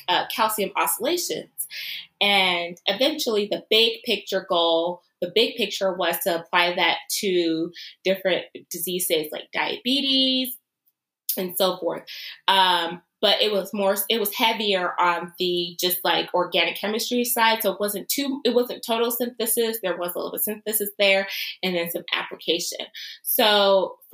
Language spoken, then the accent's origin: English; Los Angeles, California, United States; now in Cincinnati, United States; I am originally from Los Angeles, California.